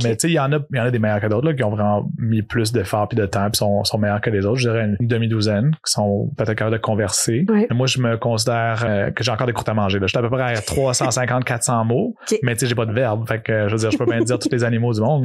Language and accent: French; Montreal, Quebec, Canada; also born or lived in Yamaska, Quebec / Odanak, Quebec; à l'âge de 5 ans, je suis, j'ai déménagé à Montréal. Fait que moi, je me considère vraiment Montréalais dans l'âme